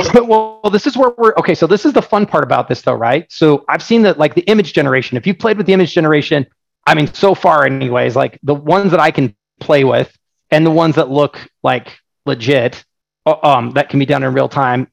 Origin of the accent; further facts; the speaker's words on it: Oregon, United States; I'm from Oregon